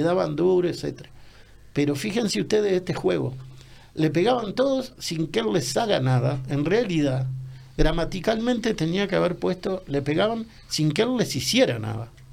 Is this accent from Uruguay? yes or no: yes; Montevideo, Uruguay; yo vivía en un apartamento no muy modesto, en el buceo, que es mi barrio